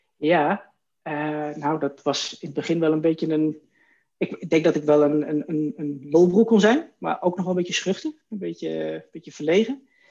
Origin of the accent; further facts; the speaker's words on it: Wierden, Overijssel, Netherlands; also born or lived in Oldenbroek; now in Zwolle, Netherlands; officieel uit Oldenbroek, vlakbij Zolle. Daar ben ik geboren, maar eigenlijk mijn hele jeugd opgegroeid in Wierden. Dat is in, uh, in Twente, eh, vlakbij Almelo.